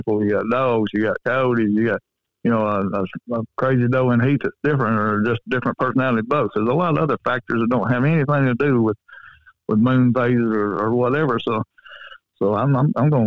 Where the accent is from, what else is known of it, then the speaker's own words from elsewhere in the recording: Coleman, United States; where I live, my hometown